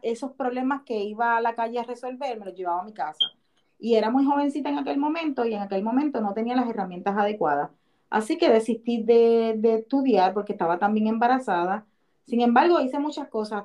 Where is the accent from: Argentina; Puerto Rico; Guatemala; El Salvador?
Puerto Rico; Cataño; now in Orlando, United States; soy una puertorriqueña de Cataño, Puerto Rico. Sin embargo, vivo actualmente en la Florida, en Orlando